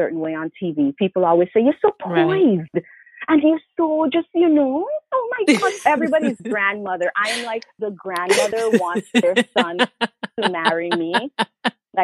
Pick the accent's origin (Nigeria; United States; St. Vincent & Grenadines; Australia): St. Vincent & Grenadines; also born or lived in Montreal, Canada; now in Toronto, Canada; I was born in Montreal, but really St. Vincent and the Grenadines is my home, although I've been in Canada longer than I've been there.